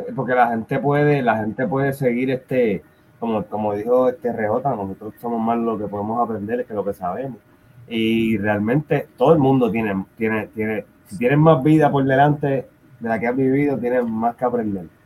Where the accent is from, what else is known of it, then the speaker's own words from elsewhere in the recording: Puerto Rico; moved away; nosotros somos puertorriqueños